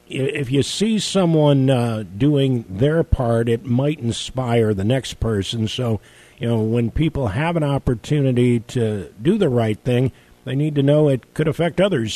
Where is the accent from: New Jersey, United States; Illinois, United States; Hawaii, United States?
Illinois, United States; outside of Chicago; now in Louisiana, United States; where I grew up outside of Chicago